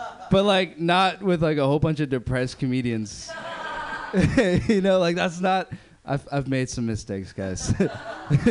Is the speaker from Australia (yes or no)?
no; Berkeley, California, United States; I grew up in Berkeley